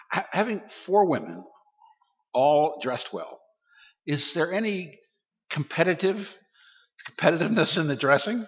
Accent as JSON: {"language": "English", "town": "Baltimore", "region": "Maryland", "country": "United States", "said": "I'm from Baltimore, Maryland"}